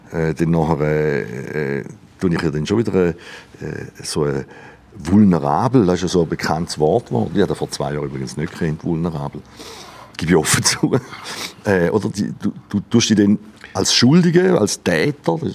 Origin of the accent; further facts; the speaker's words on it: Switzerland; born there; Und ich, meine, ich bin ja froh, bin in der Schweiz geboren, nicht irgendwo